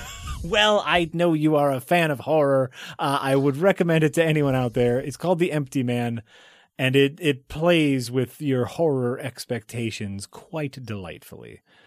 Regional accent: United States; I'm an American.

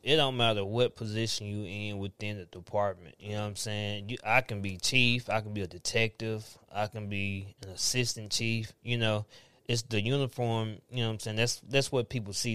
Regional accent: Antioch, Tennessee, United States; I grew up in Antioch

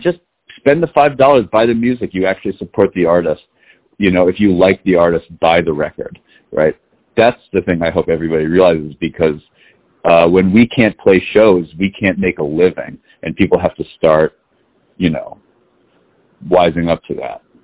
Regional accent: New York City, New York, United States; I was born and raised in New York City

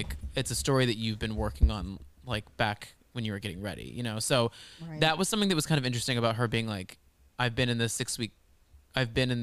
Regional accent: Texas, United States; growing up in Texas, growing up in the South with mega churches

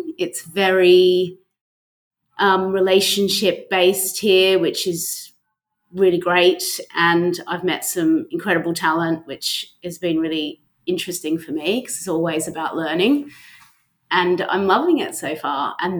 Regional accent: Australia; also born or lived in London; I'm an Aussie, yes.

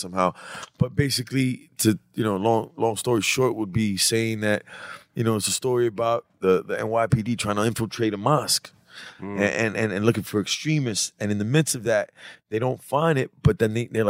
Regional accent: New York City, New York, United States; But I was born in 204.

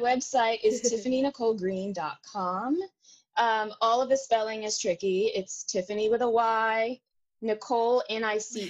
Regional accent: Houston, Texas, United States; moved away; I'm going to be directing my first show at home. I'm from Houston

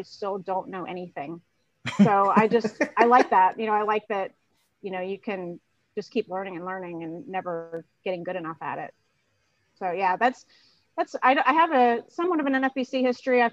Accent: Cincinnati, Ohio, United States; I grew up in Cincinnati

